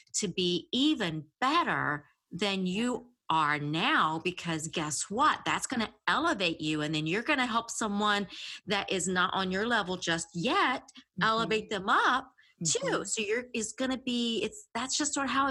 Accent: the South, United States; I'm from the South. So the redneck comes out all the time.

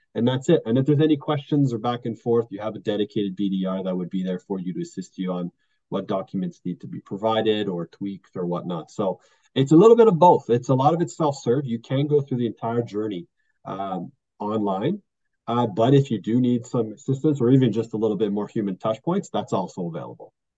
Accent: Quebec, Canada; I'm actually from Quebec

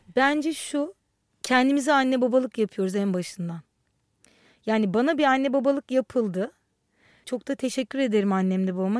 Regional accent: Istanbul, Turkey; moved away as an adult; also born or lived in Ankara; Ankara'da doğdum. Sonra da hep İstanbul'un içinde büyüdüm.

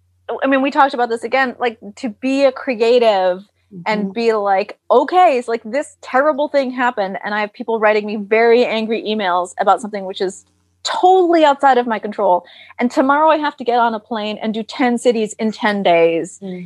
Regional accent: Cannes, Provence-Alpes-Côte d'Azur, France; So I, like I said, I grew up in Cannes

